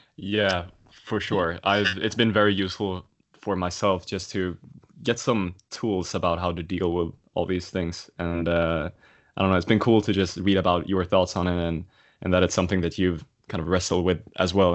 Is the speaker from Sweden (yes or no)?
yes; Sweden; moved away; my home country, Sweden